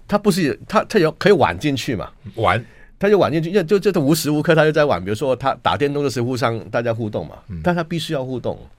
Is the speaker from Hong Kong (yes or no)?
yes; Hong Kong; moved away as an adult; now in Taiwan; 我们香港人